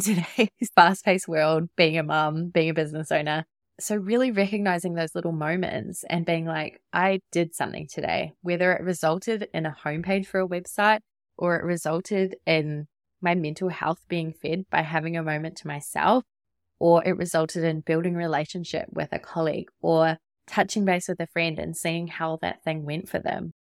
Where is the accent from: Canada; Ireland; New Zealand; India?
New Zealand; moved away as an adult; also born or lived in Sydney, Australia; now in Gold Coast, Australia; I'm not from Australia. I'm from New Zealand.